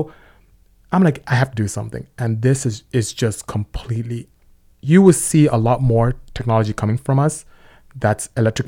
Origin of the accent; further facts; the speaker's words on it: Lynwood, California, United States; born there; I was born in Linwood, California.